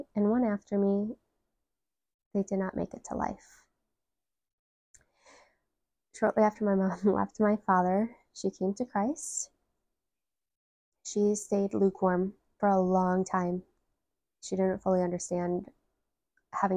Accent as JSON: {"language": "English", "town": "Detroit", "region": "Michigan", "country": "United States", "said": "I am from Metro Detroit, Michigan"}